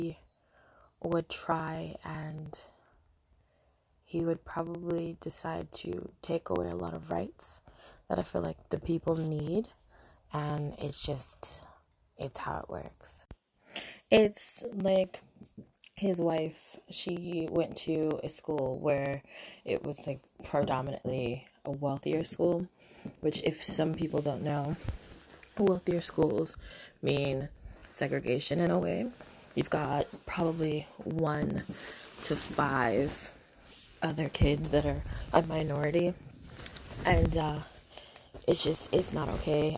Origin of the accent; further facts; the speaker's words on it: United States; also born or lived in Britain; now in United Kingdom; I'm an American in Britain